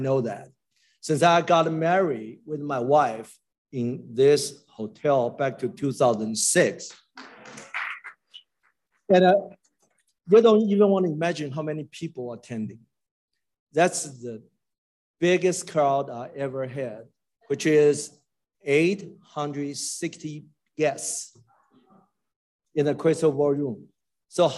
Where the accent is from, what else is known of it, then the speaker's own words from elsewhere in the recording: Taiwan; now in Addison, United States; I grew up in Taiwan